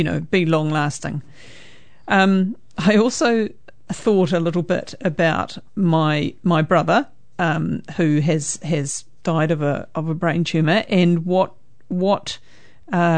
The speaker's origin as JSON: {"language": "English", "town": "Greymouth", "region": "West Coast", "country": "New Zealand", "tie": "born or raised there", "moved": "yes", "lives_now": "Hamilton, New Zealand", "said": "I was born in Greymouth."}